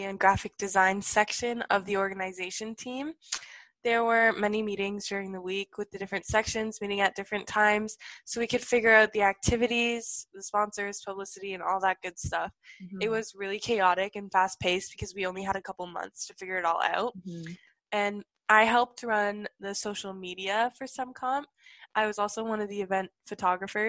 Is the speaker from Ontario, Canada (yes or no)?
yes; Ontario, Canada; I'm from Ontario, Canada.